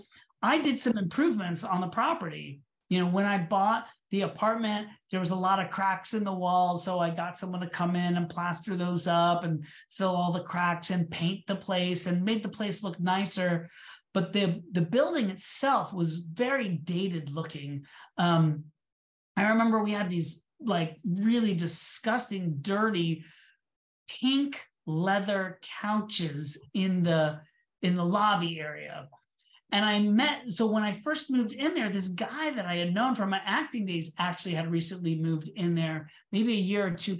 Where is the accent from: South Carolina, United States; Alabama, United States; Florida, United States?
Florida, United States; Orlando; also born or lived in New York City; now in Miami, United States; I grew up in Orlando, Florida